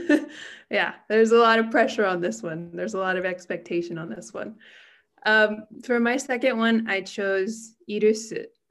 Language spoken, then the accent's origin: English; United States; now in Japan; I'm American and I'm living in Japan